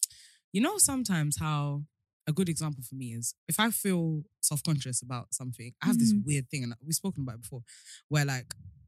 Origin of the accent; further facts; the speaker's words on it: Nigeria; growing up in African society, in Nigerian specifically